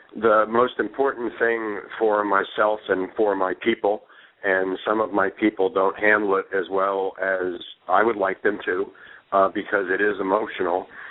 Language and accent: English; Northwest New Jersey, United States; I'm just a simple country boy from Northwest New Jersey